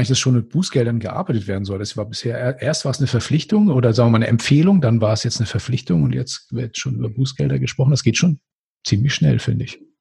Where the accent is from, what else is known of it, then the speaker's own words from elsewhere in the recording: Germany; ich bin auch auf dem Land aufgewachsen, aber trotzdem hier oben an der Ostsee.